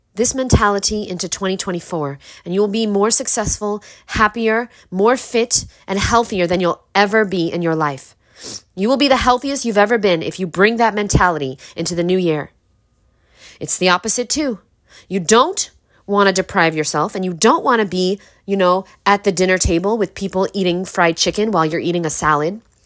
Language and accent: English; New York City, New York, United States; we're poor people from Brooklyn